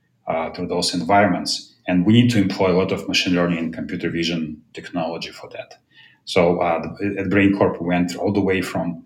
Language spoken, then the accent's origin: English; Moscow, Russia; moved away as an adult; now in United States; I was born in Moscow, Russia, came to US in 1993 to pursue my PhD in math